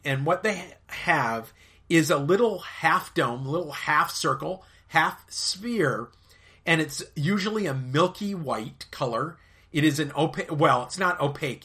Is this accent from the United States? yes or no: yes; United States; I am an American of British and Irish descent